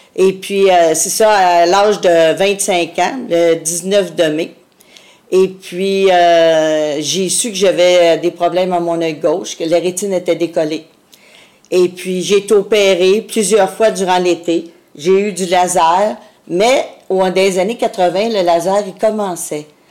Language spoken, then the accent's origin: French; Montreal, Quebec, Canada; je suis venue au monde dans le centre-sud de Montréal